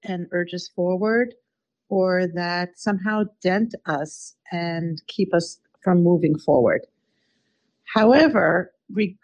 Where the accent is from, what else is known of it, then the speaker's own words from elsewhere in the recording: Washington, District of Columbia, United States; I grew up in Washington, D.C.